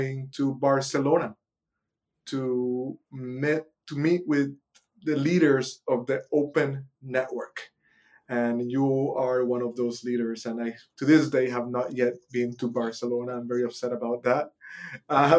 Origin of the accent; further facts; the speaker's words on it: Puerto Rico; I was born in Puerto Rico, one of the last official colonies on Earth